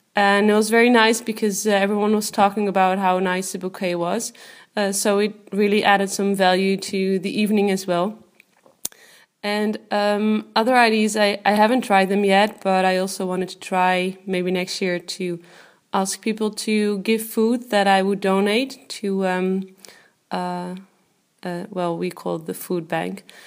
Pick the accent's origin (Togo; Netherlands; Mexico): Netherlands; I am from the Netherlands.